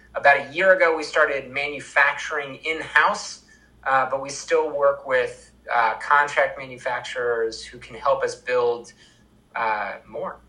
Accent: Vermont, United States; I'm from Vermont

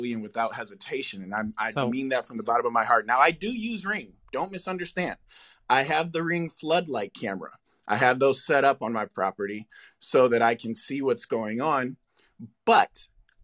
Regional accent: Detroit, Michigan, United States; now in Los Angeles, United States; I'm originally from Detroit

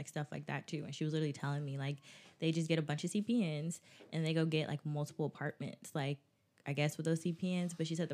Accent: Augusta, Georgia, United States; I'm from Augusta too

